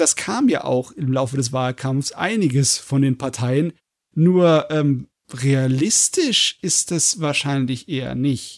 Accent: Germany; bei uns in Deutschland

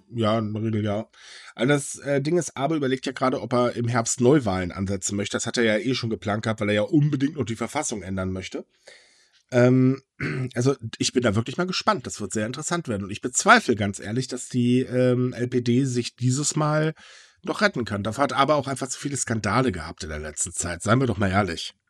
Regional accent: Germany; als Deutsche

